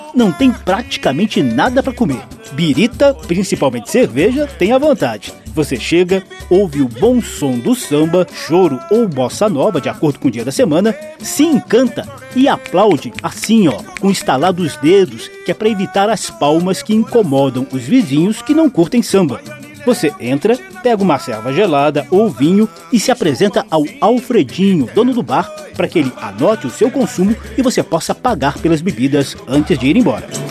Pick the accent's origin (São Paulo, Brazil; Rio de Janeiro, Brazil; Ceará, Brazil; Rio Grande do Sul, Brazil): Rio de Janeiro, Brazil; moved away; eu aproveitei um dos meus retornos à minha terra, esse Rio de Janeiro querido